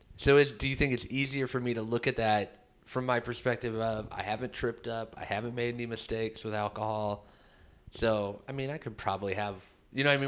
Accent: Midwest, United States; I was raised in the Midwest

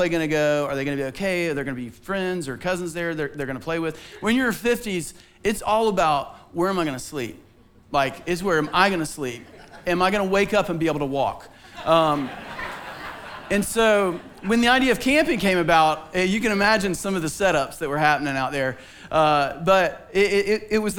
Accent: Bible Belt, Southeast, United States; growing up in the Southeast in the Bible Belt

